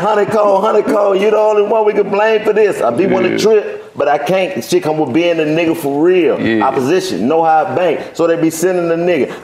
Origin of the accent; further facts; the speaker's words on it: Washington, District of Columbia, United States; I grew up in Washington, D.C.